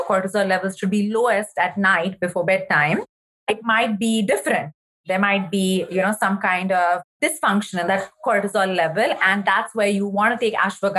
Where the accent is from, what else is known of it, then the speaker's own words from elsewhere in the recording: India; moved away; I remember even growing up in India